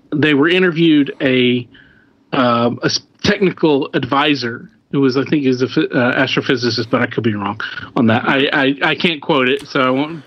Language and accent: English; Midwest, United States; I'm from the Midwest